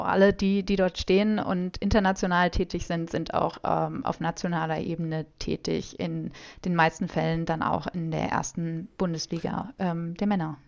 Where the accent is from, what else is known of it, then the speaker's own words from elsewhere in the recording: Germany; mich auch als Deutsche